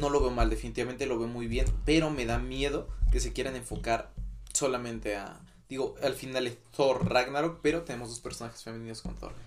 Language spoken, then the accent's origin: Spanish; Mexico; a mí como mexicano